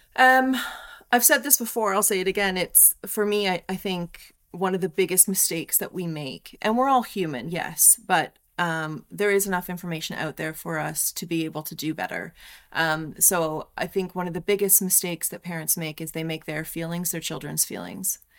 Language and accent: English; Canada; moved away; I love being Canadian. I'm super proud to be